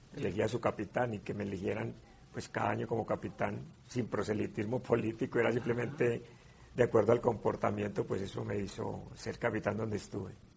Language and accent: Spanish; Colombia